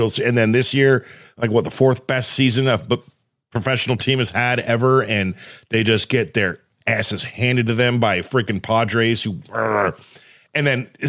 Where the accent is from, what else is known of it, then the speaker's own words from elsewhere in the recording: Southern California, United States; I grew up in Southern California.